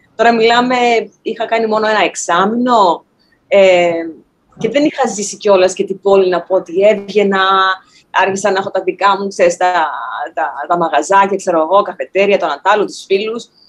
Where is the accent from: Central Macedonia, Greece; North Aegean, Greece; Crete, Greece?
Central Macedonia, Greece; Thessaloniki; moved away as an adult; now in New York, United States; μεγάλωσα, γεννήθηκα, μεγάλωσα στην πανέμορφη Θεσσαλονίκη.